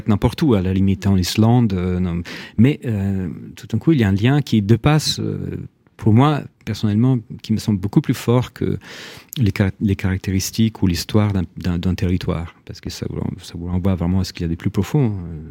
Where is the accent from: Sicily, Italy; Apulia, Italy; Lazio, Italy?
Lazio, Italy; Rome; French is a second language; now in France; quand j'étais gamin à Rome